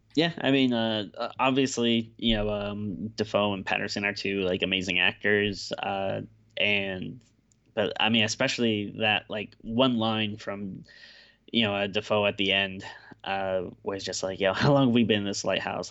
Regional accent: Woonsocket, Rhode Island, United States; Woonsocket, Rhode Island, uh, my hometown growing up

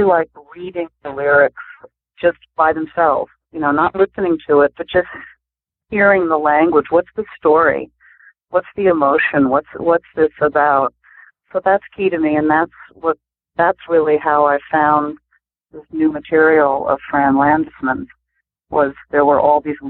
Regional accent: Providence, Rhode Island, United States; now in Cambridge, United States; I grew up mostly in Providence, Rhode Island, and so I was an urban girl, city girl

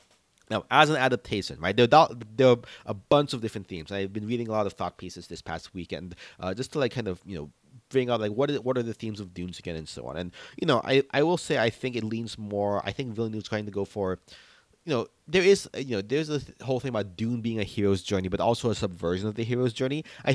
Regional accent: Philippines; being Filipino, I was definitely hyped to read some pieces about how they're incorporating Filipino martial arts in the fighting scenes here

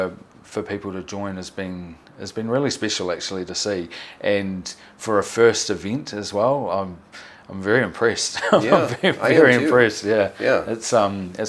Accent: New Zealand; I'm from New Zealand

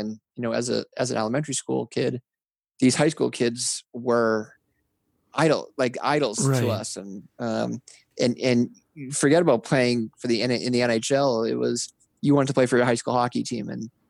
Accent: Massachusetts, United States; Absolutely. You know, growing up, I was, you know, normal neighborhood, riding bikes, wiffle ball in the summer and spring, street hockey year round, skating on the ponds.

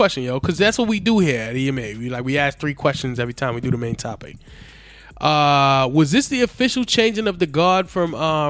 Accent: New York, United States; most notably, obviously, as a New Yorker, it was …'s ….

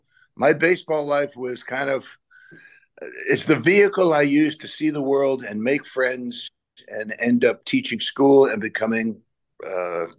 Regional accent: Long Island, New York, United States; I grew up on Long Island

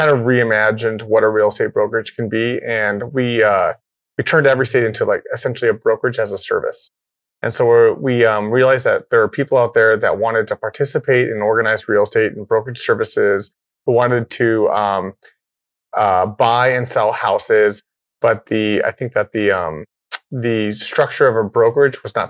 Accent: California, United States; moved away as an adult; also born or lived in Vancouver, Canada; now in Scottsdale, United States; Originally born and raised in California

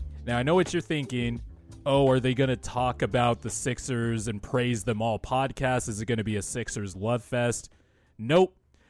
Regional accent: West Coast, United States; being that I grew up on the West Coast my whole life

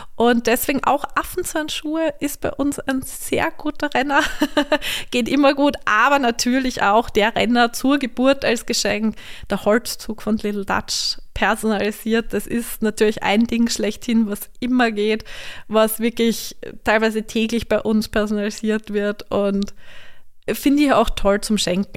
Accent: Vienna, Austria; moved away as an adult; also born or lived in Graz; now in St. Ruprecht an der Raab, Austria; Ich komme eigentlich aus Wien, bin aber durch meinen Mann in der Steiermark gelandet.

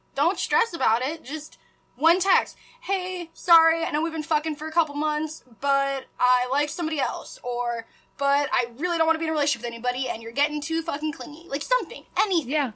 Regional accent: Midwest, United States; accent: nasally; I'm just from the Midwest. So like, I'm nasally

